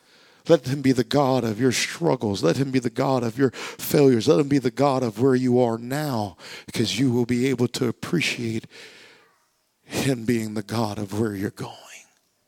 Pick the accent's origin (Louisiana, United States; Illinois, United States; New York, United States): Louisiana, United States; I was born and raised in Louisiana for 18 years. I don't have a Louisiana accent